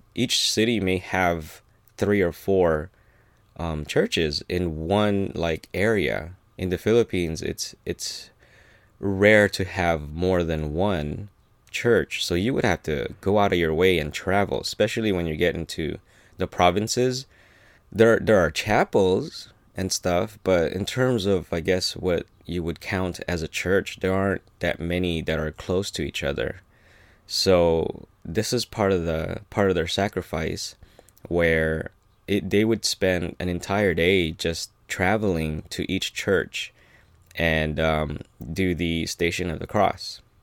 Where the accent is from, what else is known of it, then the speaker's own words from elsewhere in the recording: United States; being Filipino-American